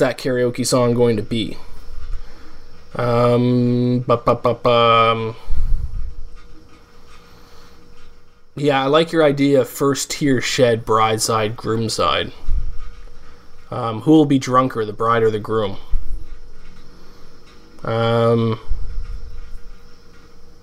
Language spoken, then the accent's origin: English; Canada; I'm from Canada